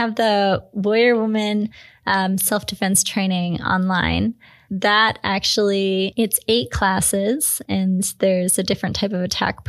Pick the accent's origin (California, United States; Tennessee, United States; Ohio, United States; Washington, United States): Washington, United States; I'm from Washington, so yeah